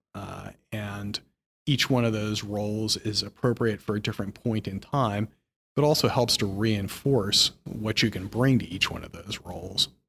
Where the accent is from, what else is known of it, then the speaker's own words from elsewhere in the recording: Philadelphia, Pennsylvania, United States; moved away as an adult; also born or lived in Hartford, Connecticut; now in New York, United States; I grew up in Philadelphia, not so far from New York.